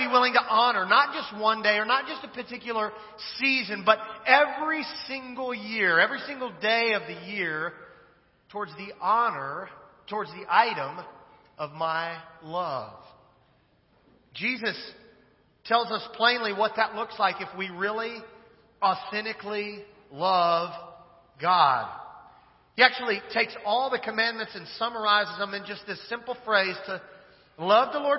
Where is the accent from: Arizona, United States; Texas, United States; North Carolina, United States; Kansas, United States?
Kansas, United States; moved away; I'm originally from Kansas